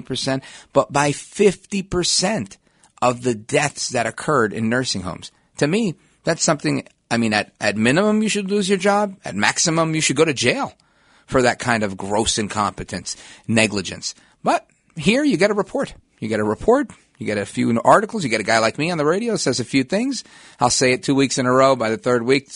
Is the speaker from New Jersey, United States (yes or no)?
yes; New Jersey, United States; my home state of New Jersey